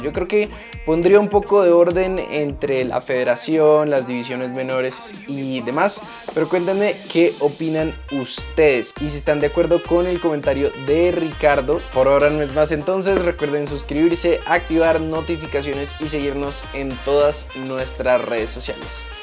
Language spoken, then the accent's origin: Spanish; Colombia; como colombianos